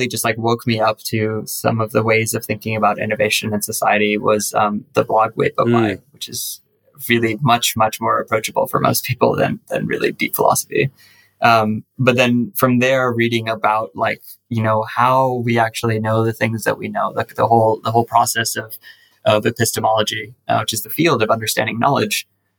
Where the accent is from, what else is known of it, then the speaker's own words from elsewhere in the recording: United Arab Emirates; Yeah, I'm actually Indian ethnically. My parents are Indians. I am Indian as well, technically. Like, I have a Indian passport. I just grew up in the UAE.